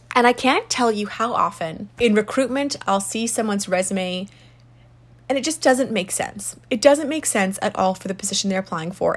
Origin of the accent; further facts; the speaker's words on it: South Africa; moved away; I'm from South Africa originally.